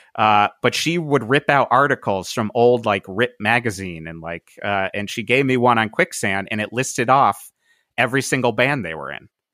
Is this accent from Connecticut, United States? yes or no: yes; Cheshire, Connecticut, United States; moved away as an adult; also born or lived in Boston / New York / Brooklyn; now in Pasadena, United States; I lived in the same house in Cheshire, Connecticut, uh, whole life, um, until I graduated